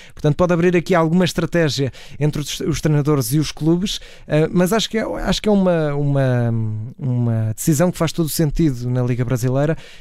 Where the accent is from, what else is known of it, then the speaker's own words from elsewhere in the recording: Portugal; como portugueses